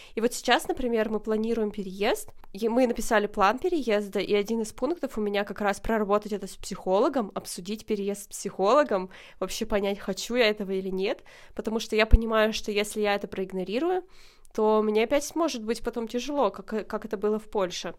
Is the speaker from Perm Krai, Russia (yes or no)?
yes; Dobryanka, Perm Krai, Russia; moved away as an adult; now in Kraków, Poland; Хотя я вообще родилась не в Перми, я родилась в Добрянке. Это очень маленький